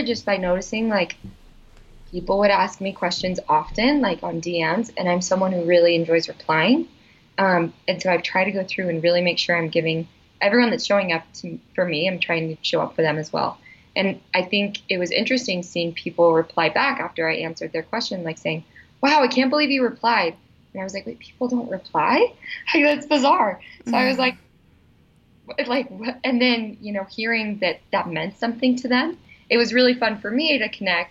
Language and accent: English; Salt Lake City, Utah, United States; So I'm from Utah. I grew up in Salt Lake.